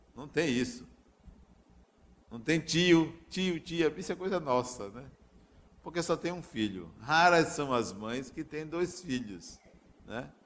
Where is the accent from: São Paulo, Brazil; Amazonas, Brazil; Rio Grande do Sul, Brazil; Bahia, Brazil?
Bahia, Brazil; Acajutiba; numa cidade do interior chamada Acajutiba, onde eu nasci